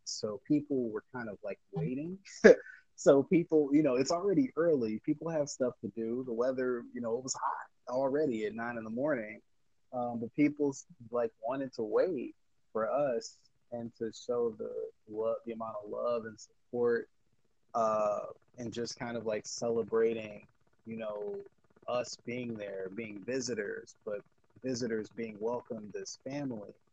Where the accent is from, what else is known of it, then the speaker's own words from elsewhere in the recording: United States; my dad is Liberian, hence he's from Africa. My mom is American. I'm American.